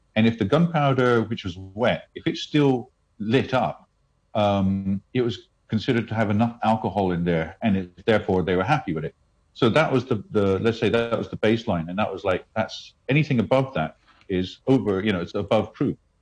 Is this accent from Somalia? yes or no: no; India; moved away; I grew up in India